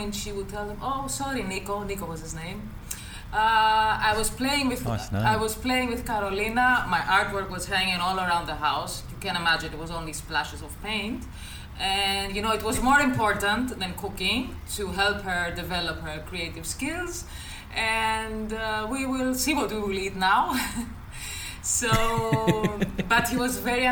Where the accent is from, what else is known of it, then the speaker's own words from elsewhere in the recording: Greece; English is a second language; also born or lived in Nuremberg, Germany; I was born in Germany, but I came to Greece on an early age. I was around 4.